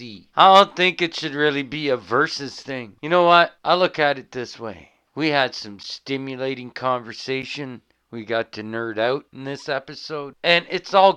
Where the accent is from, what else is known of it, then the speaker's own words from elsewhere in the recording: Canada; we're Canadian here at this podcast